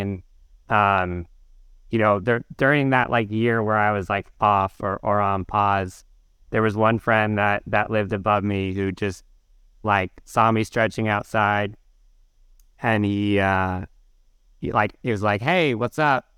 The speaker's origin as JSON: {"language": "English", "area": "outside Portland", "region": "Oregon", "country": "United States", "tie": "born or raised there", "also_born_or_lived": "North Carolina", "moved": "as an adult", "lives_now": "New York, United States", "said": "I grew up in, uh, like thirty minutes outside Portland"}